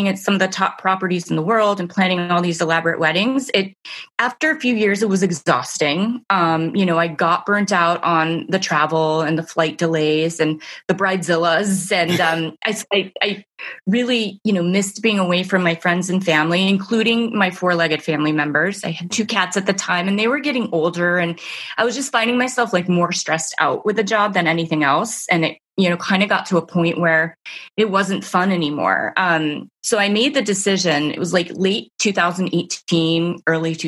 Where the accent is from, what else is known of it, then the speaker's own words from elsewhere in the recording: Mexico City, Mexico; moved away as an adult; also born or lived in Amherst, Massachusetts, United States; now in Northern Virginia, United States; I was born and raised in Mexico City. I lived there till I was 18